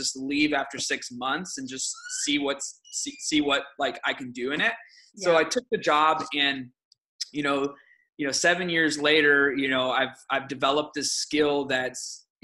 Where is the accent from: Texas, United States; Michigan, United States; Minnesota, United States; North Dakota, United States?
Michigan, United States; Detroit; first language Aramaic; English is a second language; I was born and raised in Detroit, Michigan